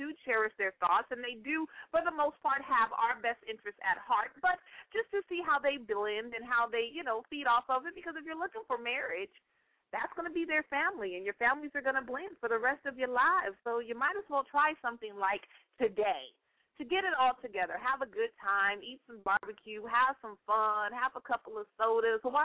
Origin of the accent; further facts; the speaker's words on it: Northern California, United States; moved away; That's my hometown, y'all. And I came back home for a little bit.